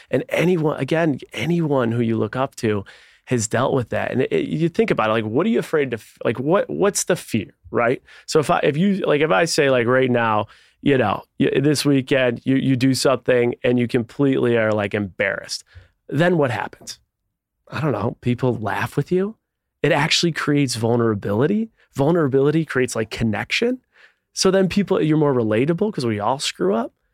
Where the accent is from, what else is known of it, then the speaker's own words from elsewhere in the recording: Buffalo, New York, United States; Grew up in Buffalo, New York